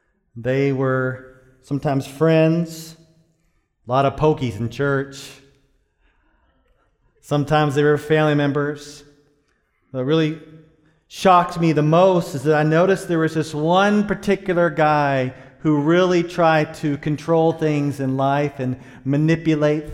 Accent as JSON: {"language": "English", "town": "Dallas", "region": "Texas", "country": "United States", "tie": "born or raised there", "said": "I grew up in Dallas, Texas, in a place called Pleasant Grove."}